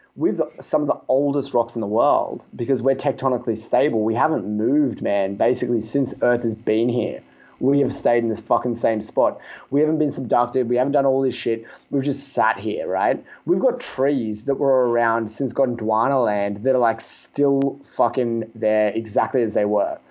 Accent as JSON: {"language": "English", "country": "Australia", "said": "I'm from Australia"}